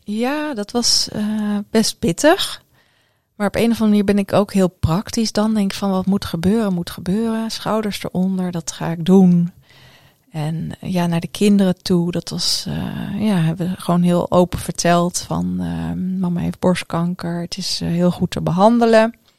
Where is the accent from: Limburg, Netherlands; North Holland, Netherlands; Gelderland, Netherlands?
Gelderland, Netherlands; Ede; moved away as an adult; also born or lived in Curaçao / Amersfoort / Glasgow / Stirling; heb ik mijn ehm, lagere school en middelbare schooltijd in Ede doorgebracht.